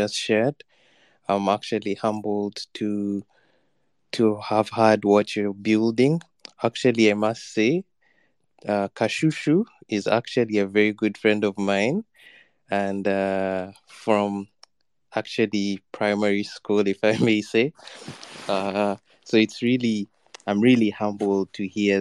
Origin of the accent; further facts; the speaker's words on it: Uganda; I'm also from Uganda